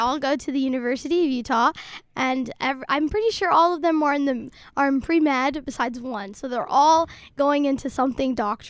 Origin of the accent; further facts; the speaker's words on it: Somalia; also born or lived in Dadaab, Kenya; No, we're from Somalia.